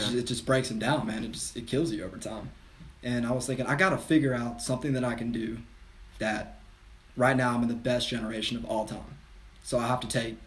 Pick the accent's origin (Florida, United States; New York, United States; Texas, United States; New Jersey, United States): Texas, United States; San Antonio; now in South Carolina, United States; I was born in San Antonio, 1996